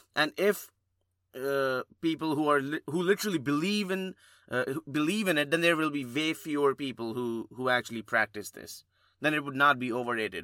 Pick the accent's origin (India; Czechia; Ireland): India; moved away; growing up in India